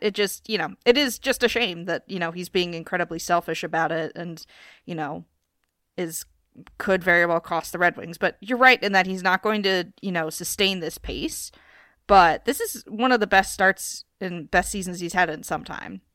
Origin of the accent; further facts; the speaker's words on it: Philadelphia, Pennsylvania, United States; my hometown team